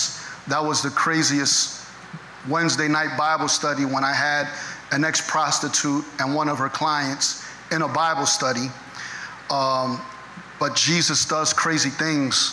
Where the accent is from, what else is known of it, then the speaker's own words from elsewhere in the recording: Philadelphia, Pennsylvania, United States; I was born and raised in the city. I was actually born at Episcopal Hospital right there on Lehigh